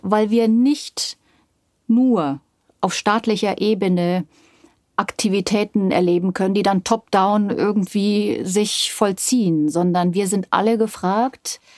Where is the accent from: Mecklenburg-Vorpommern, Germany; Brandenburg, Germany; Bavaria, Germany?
Bavaria, Germany; also born or lived in Yugoslavia; ich bin in Bayern aufgewachsen